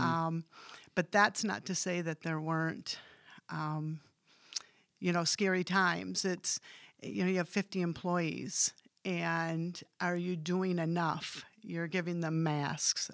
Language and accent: English; Hamilton, Michigan, United States; I grew up in Hamilton, um, went to Holland Christian